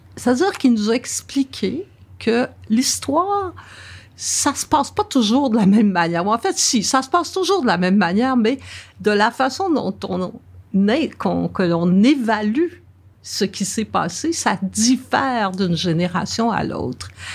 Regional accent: Verdun, Quebec, Canada; Je suis née vraiment à Verdun et j'ai vraiment grandi à Verdun

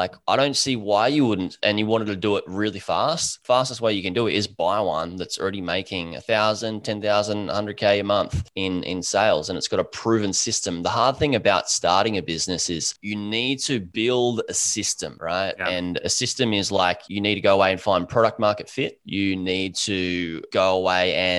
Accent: Gold Coast, Queensland, Australia; I'm a surfer from the Gold Coast, Australia

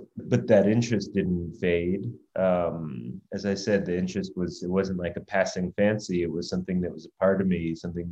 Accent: United States; as an American growing up at the time

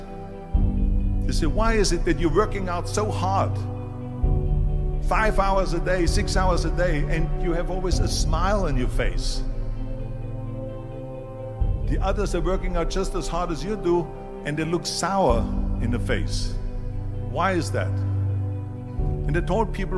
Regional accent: Austria; moved away; I was born in 1947 in Austria after the Second World War. And I didn't really like Austria when I grew up.

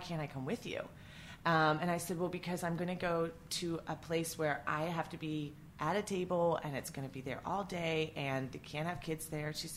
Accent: West Virginia, United States; moved away as an adult; also born or lived in New York / New Jersey / Maine / Maryland; where I grew up in West Virginia

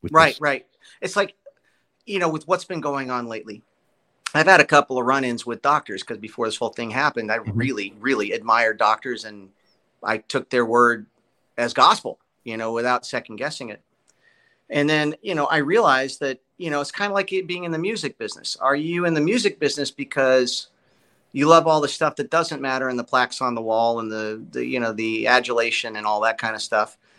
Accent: Los Angeles, California, United States; moved away as an adult; also born or lived in Burbank, California; now in Nashville, United States; I was born in Burbank. I was a Studio City kid

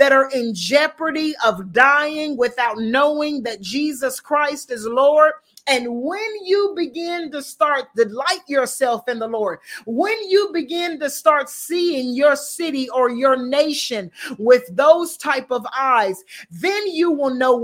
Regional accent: the South, United States; I'm from the South. And believe it or not, it gets cold in the South, but it don't get Chicago cold

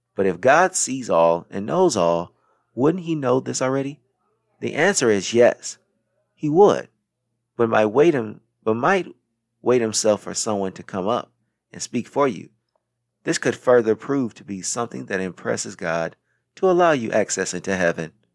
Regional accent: Racine, Wisconsin, United States; moved away as an adult; also born or lived in South Carolina / New York City; I was born on September twentieth, nineteen eighty-seven, in Wisconsin. And once I was school age, I went to Jefferson Lighthouse Elementary School in Racine, Wisconsin

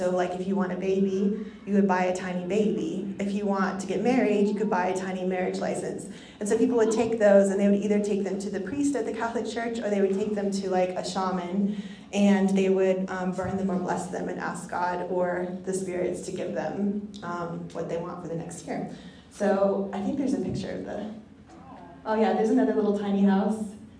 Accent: Bolivia; so I grew up overseas in Bolivia, and there was this festival called Alasitis

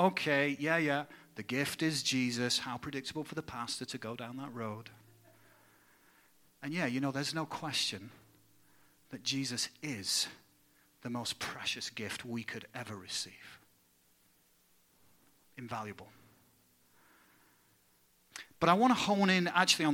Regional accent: England, United Kingdom; now in United States; My home country of England

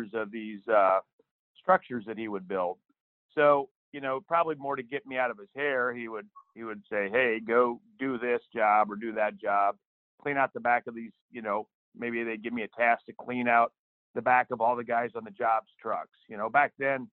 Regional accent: Central Illinois, United States; also born or lived in East Texas; I live in Central Illinois. I grew up here in a rural area

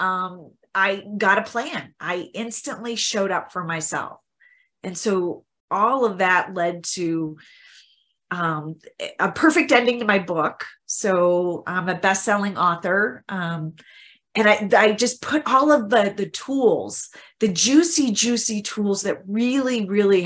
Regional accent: Midwest, United States; my background is growing up in the Midwest, in the U.S. in the Midwest

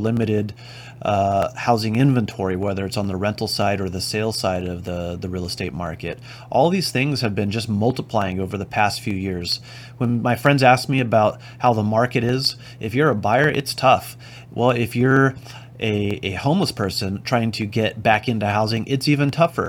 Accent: Oxnard, California, United States; I grew up in Oxnard, California, and that's where my office is

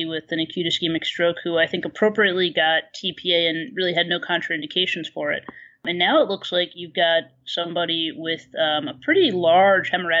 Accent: New York, United States; also born or lived in Philadelphia, United States / Chicago, United States; I'm from New York.

